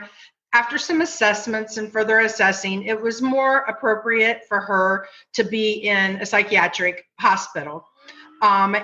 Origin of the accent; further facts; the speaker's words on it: Ohio, United States; moved away; We are all from Ohio